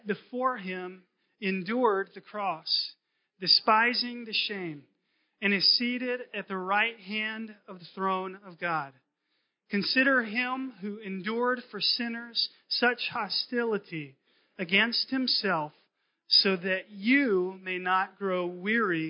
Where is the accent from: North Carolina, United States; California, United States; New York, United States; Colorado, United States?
North Carolina, United States; Concord; moved away; I grew up in North Carolina, Concord